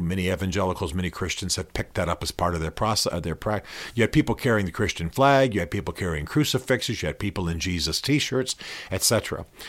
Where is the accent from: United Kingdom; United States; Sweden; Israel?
United States; Albany, Georgia; I'm from, you know, I was born in Albany, Georgia